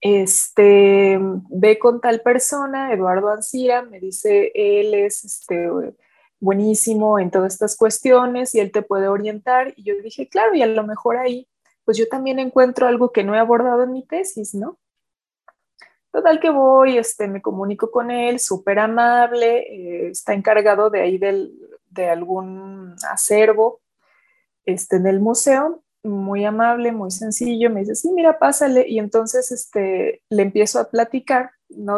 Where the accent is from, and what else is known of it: Mexico